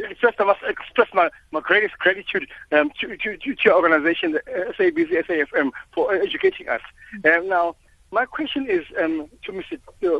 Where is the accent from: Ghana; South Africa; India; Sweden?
South Africa; KwaZulu-Natal; also born or lived in Durban; I am off from the Zulu side of the nation